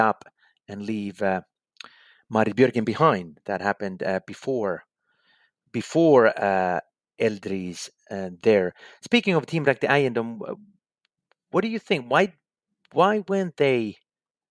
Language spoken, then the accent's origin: English; Finland; my home country, Finland